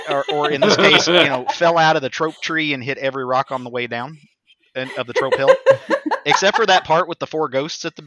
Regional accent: Arkansas, United States; moved away; I am originally from Arkansas.

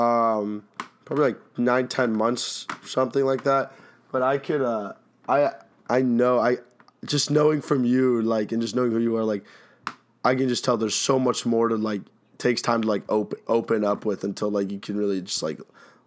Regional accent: Dorchester, Massachusetts, United States; Psych, I'm American. You still trying to go back? Like, dude, come on. Like, yeah. What? I'm from Dorchester.

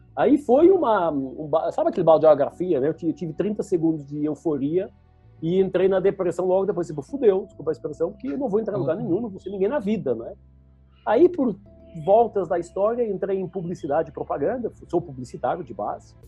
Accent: Lisbon, Portugal; moved away as an adult; now in Brazil; eu nasci em Portugal, Lisboa, numa família super classe média normal

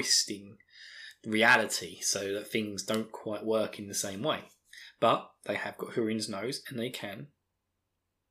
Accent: Essex, East of England, United Kingdom; accent: Essex; my terrible Essex accent

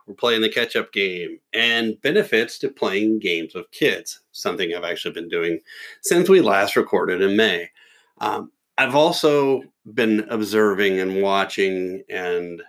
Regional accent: Louisville, Kentucky, United States; my hometown

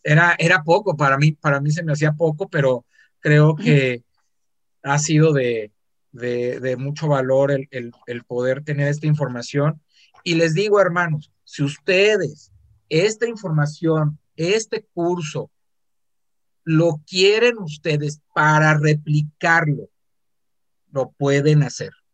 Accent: Mexico City, Mexico; now in Guadalajara, Mexico; Yo soy del Distrito Federal, nací en el Distrito Federal, viví mucho tiempo en el Estado

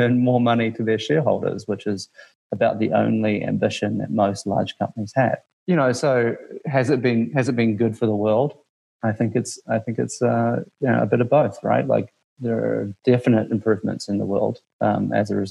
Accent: New Zealand; moved away as an adult; also born or lived in Washington, D.C.; now in United States; growing up in New Zealand

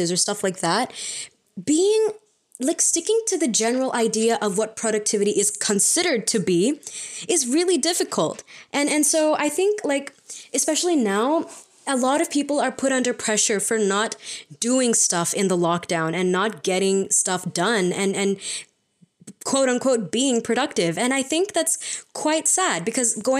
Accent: India; We are Indian postgrads in psychology

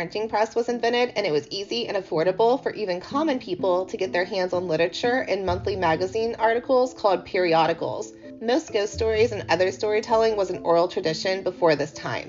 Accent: United States; I'm American

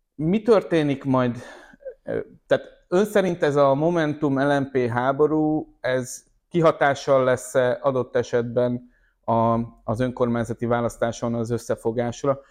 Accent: Győr, Győr-Moson-Sopron, Hungary; Győrött, az én szülővárosomban

